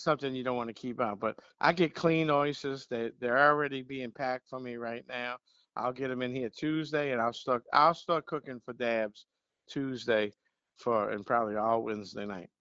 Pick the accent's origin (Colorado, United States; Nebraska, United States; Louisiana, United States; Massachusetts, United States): Louisiana, United States; Metairie; I, I, was born and raised right down the street on Lake Villa